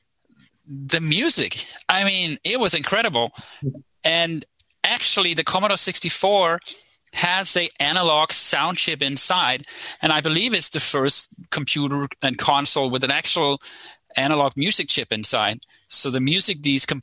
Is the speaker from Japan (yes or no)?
no; right outside Copenhagen, Capital Region of Denmark, Denmark; I grew up in right outside Copenhagen in Denmark.